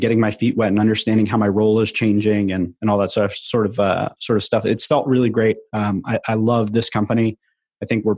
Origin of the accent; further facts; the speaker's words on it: New York, United States; moved away as an adult; now in Philadelphia, United States; I grew up in New York. I was there for the first 18 years of my life